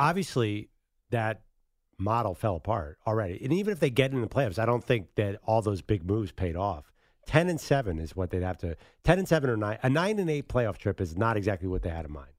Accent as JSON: {"language": "English", "town": "Philadelphia", "region": "Pennsylvania", "country": "United States", "said": "I'm from Philadelphia"}